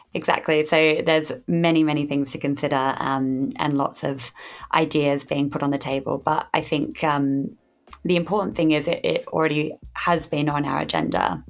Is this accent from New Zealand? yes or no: no; Australia; now in United Kingdom; I did not grow up in the UK, I grew up in Australia.